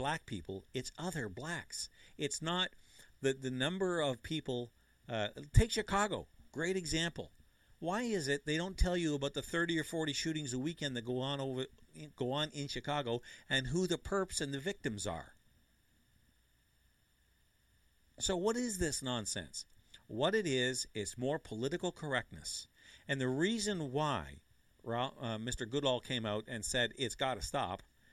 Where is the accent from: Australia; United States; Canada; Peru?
Canada; I'm Canadian